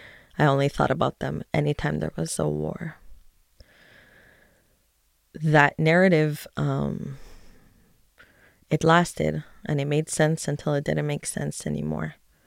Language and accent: English; Canada; also born or lived in Tel Aviv, Israel; now in Efrat, West Bank; I'm 37 years old. I was born in Tel Aviv, but grew up in Canada and currently live in Efrat in the West Bank.